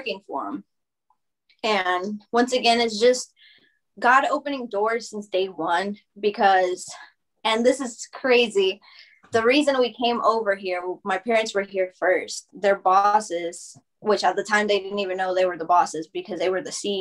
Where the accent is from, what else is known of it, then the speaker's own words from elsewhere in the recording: Alabama, United States; English is a second language; to move to Alabama